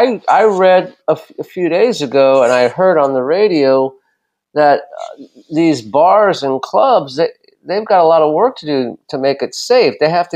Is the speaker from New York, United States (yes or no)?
no; Los Angeles, California, United States; Growing up in Los Angeles